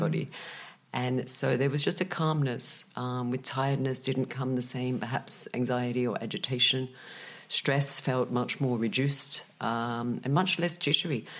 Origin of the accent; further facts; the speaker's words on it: Australia; moved away as an adult; now in Malaga, Spain; when I was young, growing up in Australia with a Czech father